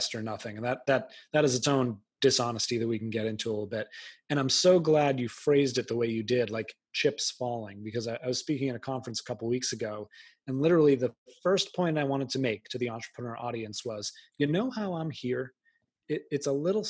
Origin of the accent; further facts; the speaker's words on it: outside of Boston, Massachusetts, United States; I grew up outside of Boston